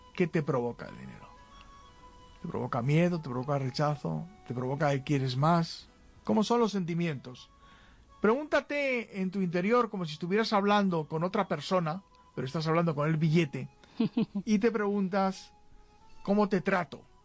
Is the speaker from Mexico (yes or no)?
no; Spain; En España, muchos nos sentimos españoles, pues la verdad es que en el territorio llamado España somos españoles